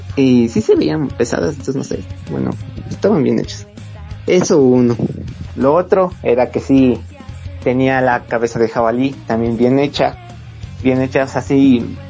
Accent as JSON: {"language": "Spanish", "country": "Ecuador", "said": "soy de Ecuador"}